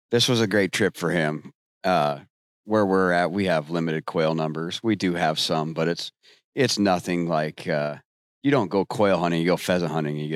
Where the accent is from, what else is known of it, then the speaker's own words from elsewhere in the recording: Western Iowa, United States; I'm from Western Iowa